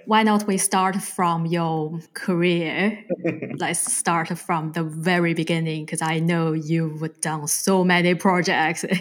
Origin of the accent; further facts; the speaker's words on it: China; also born or lived in New Zealand; now in United Kingdom; I'm originally from China and I lived in New Zealand, but now I'm based in the UK.